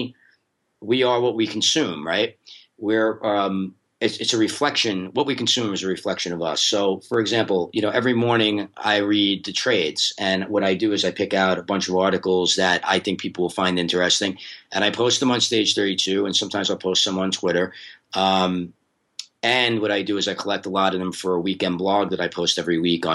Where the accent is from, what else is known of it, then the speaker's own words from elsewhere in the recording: New York, United States; now in Los Angeles, United States; I'm from New York, but I'm based in LA now.